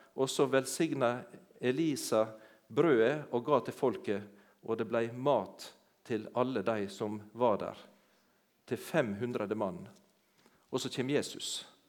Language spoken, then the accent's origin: Norwegian; Sunnmøre, Møre og Romsdal, Norway; moved away; also born or lived in Jæren; jeg har ikke vokst opp på Jæren, det hører dere når jeg snakker. Men jeg, heimplassen min den er på ei øy ute i havet, på Sunnmøre.